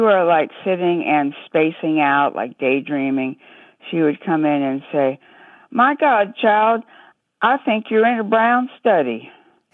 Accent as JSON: {"language": "English", "town": "San Diego", "region": "California", "country": "United States", "said": "I'm from San Diego"}